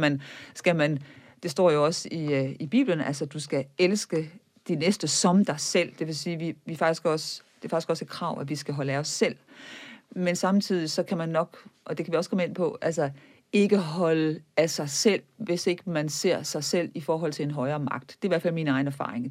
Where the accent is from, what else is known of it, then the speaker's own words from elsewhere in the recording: Viborg, Central Denmark Region, Denmark; moved away; Jeg kommer fra Viborg, som var katolsk højborg i middelalderen